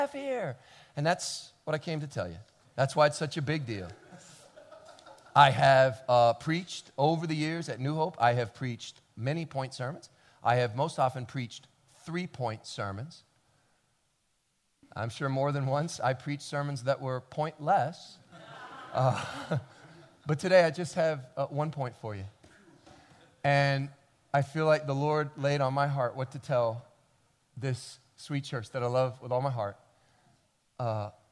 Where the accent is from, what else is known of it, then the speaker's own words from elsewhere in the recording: Kentucky, United States; I grew up in Kentucky